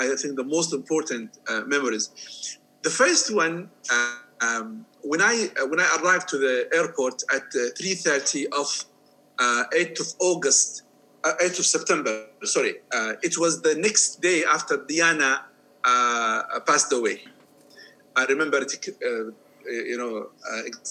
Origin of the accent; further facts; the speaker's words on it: Jordan; moved away as an adult; also born or lived in Germany / Iran; I'm from Jordan